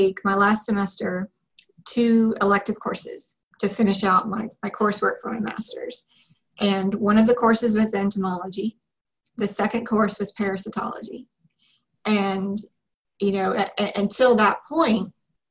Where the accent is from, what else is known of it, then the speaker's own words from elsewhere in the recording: Kentucky, United States; moved away as an adult; also born or lived in North Carolina / Alabama; I'm from Kentucky